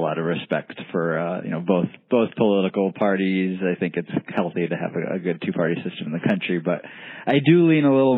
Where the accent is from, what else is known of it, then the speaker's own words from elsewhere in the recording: Iowa, United States; I'm from Iowa originally